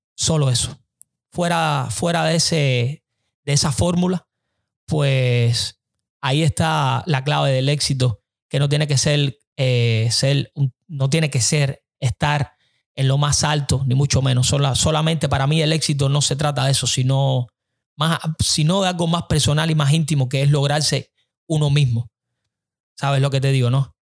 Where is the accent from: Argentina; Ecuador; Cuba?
Cuba; now in United States